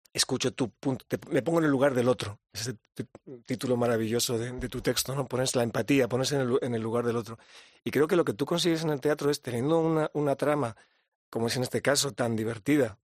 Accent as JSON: {"language": "Spanish", "region": "Andalusia", "country": "Spain", "also_born_or_lived": "London", "said": "al menos yo también soy andaluz"}